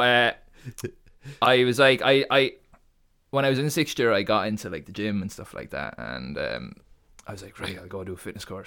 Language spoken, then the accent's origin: English; Portarlington, Laois, Ireland; moved away as an adult; also born or lived in Waterford; I'm from Port Arlington, in Leash